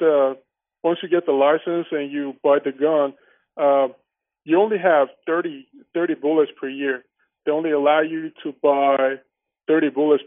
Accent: Armenia; moved away; also born or lived in Iran; I'm an Armenian, and I grew up in Armenia and moved to Iran because my father had some construction projects, and obviously we had to move there.

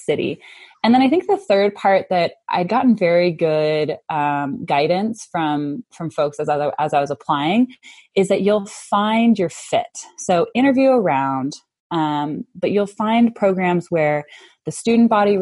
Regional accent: Denver, Colorado, United States; moved away as an adult; now in Salt Lake City, United States; I'm from Denver.

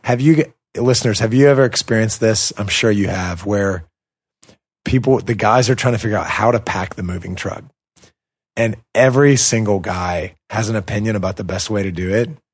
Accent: United States; now in Russia; an American who lives in Russia

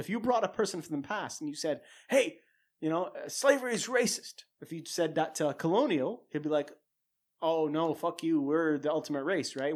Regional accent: Saudi Arabia; growing up in a culture and growing up in Saudi

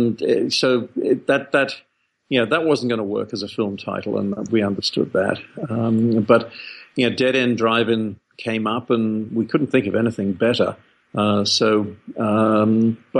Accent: England, United Kingdom; moved away as an adult; now in Australia; I took a ship to Australia from England when I was 19. And in England, you know, being a cold and rainy place, there were no drive-ins

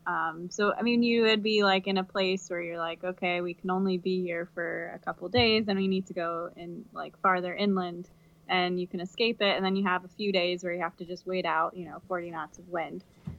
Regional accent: United States; because we're American

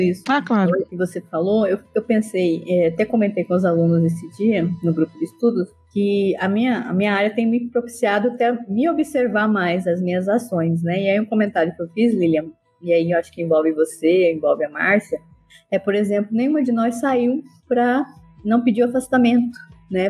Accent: Cáceres, Mato Grosso, Brazil; moved away as an adult; now in Iporá, Brazil; eu sou matogrossense de Cáceres

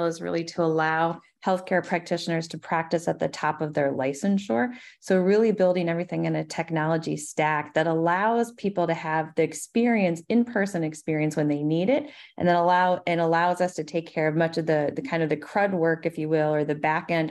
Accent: Minnesota, United States; my home state of Minnesota

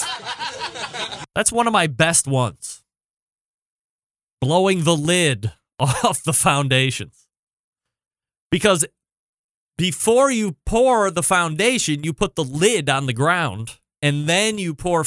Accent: Cleveland, Ohio, United States; Barbecue capital? Cleveland? Yeah, Cleveland, Ohio

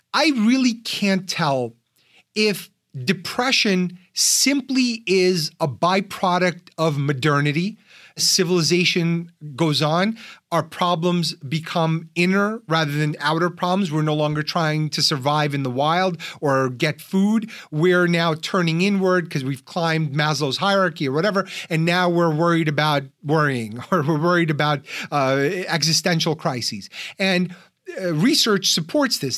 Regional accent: New York, United States; I'm from New York

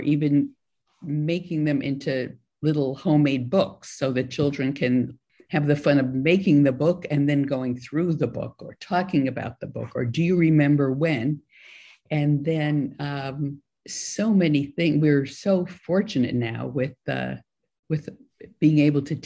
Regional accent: New York City, New York, United States; moved away as an adult; also born or lived in Korea; now in California, United States; Growing up in New York City to being out here in California

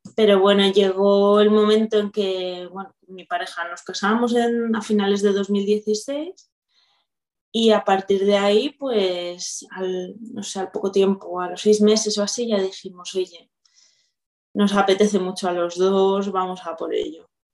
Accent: Viladecans, Catalonia, Spain; soy de Barcelona, bueno, de una ciudad del área metropolitana de Viladecans. Además, muy, muy de Viladecans

